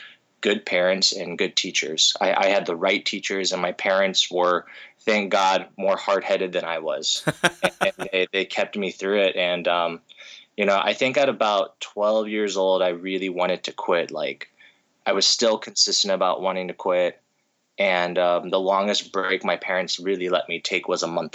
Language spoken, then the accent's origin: English; United States; like 4 to 6 weeks out in Japan growing up, come back to the States, and then, and, you know, continue going to school